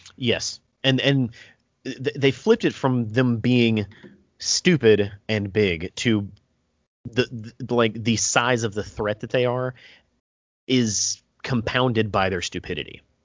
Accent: United States; I'm American

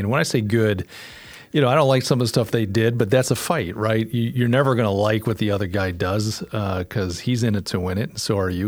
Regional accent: Western New York, United States; moved away as an adult; now in Charleston, United States; I'm from Western New York. Uh, that's where I was born, and I only moved here two years ago

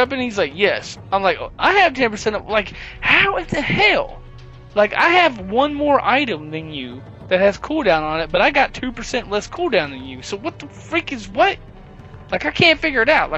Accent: the South, United States; I'm from the South

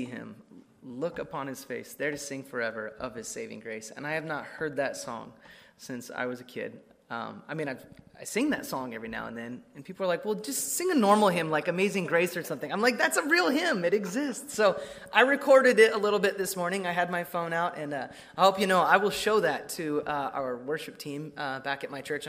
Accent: Emmett, Idaho, United States; moved away as an adult; my hometown of Emmett, Idaho

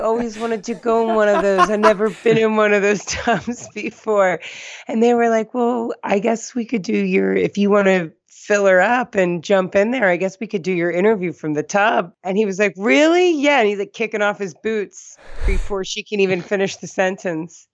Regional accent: East Coast, United States; accent: East Coast; My East Coast accent.

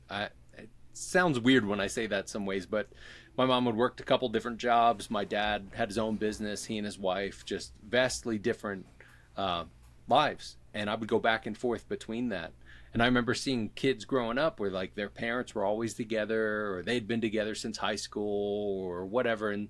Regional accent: Philadelphia, Pennsylvania, United States; that I'm from Philly

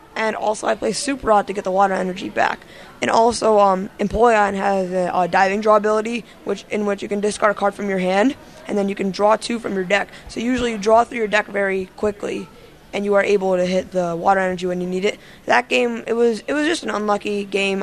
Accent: Wilmington, Delaware, United States; from Wilmington, Delaware

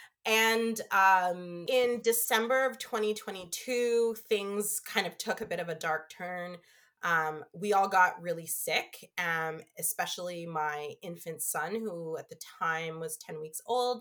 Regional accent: Canada; also born or lived in Toronto / United Kingdom; now in Ottawa, Canada; I came back home to Canada and I started working in marketing

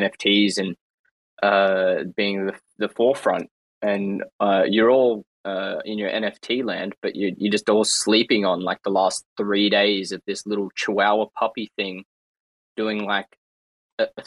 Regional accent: Australia; I'm Australian

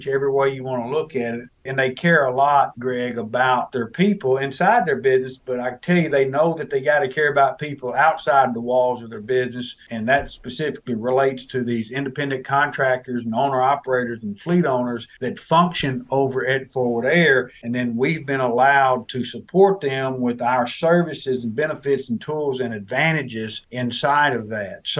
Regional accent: Arkansas, United States; also born or lived in Germany; I grew up in the great state of Arkansas

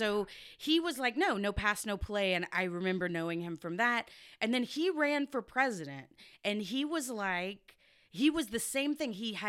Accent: Texas, United States; I'm from Texas.

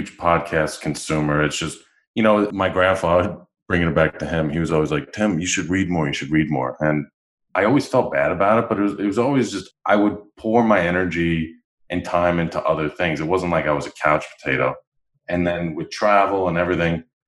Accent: New York, United States; accent: New York; now in Katy, United States; I'm from New York.

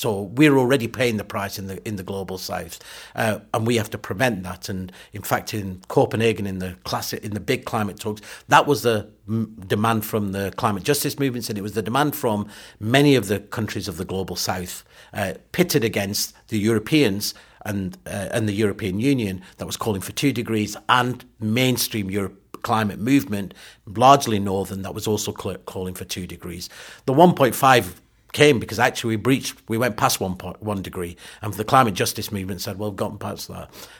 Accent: Pakistan; born there; So look, you know, I was born in Pakistan. When I go back to Pakistan

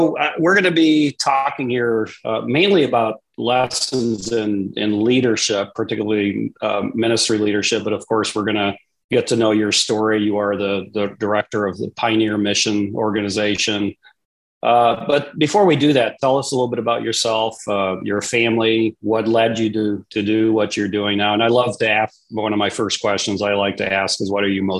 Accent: Papua, Indonesia; I grew up in Papua, Indonesia, as a missionary kid, as a third culture kid, as we are now referred to.

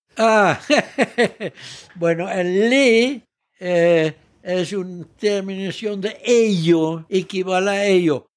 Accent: Netherlands; moved away as an adult; now in Mexico; Quedó sola mi mamá como única mexicana en Holanda y me dijo, vamos a México

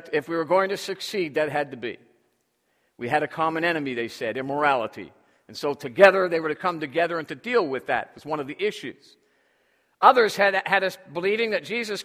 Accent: Toronto, Ontario, Canada; moved away; Up in my hometown of Toronto

